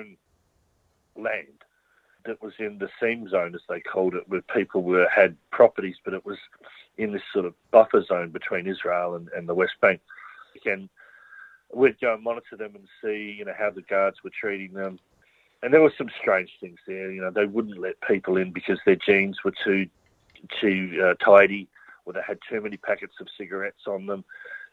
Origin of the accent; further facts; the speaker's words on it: Australia; being someone growing up in Australia